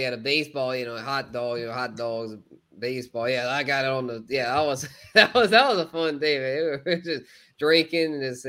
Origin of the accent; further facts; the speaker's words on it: South Louisiana, United States; I'm from South Louisiana, so I kept up with LSU.